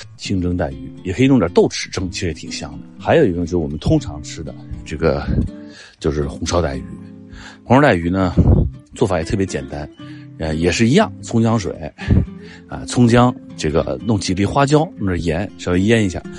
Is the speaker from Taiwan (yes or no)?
no; Beijing, China; 我呢是江苏湖南北京人，这个父母是江苏湖南，南方人。但我是在北京长大的